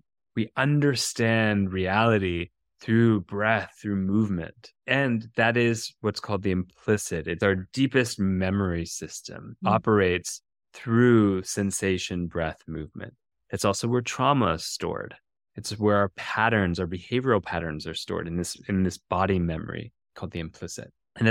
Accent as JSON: {"language": "English", "region": "Minnesota", "country": "United States", "tie": "born or raised there", "said": "In Minnesota."}